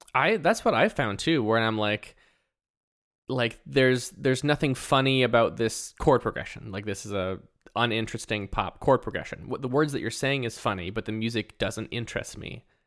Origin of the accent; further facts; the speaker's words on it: Canada; we're Canadian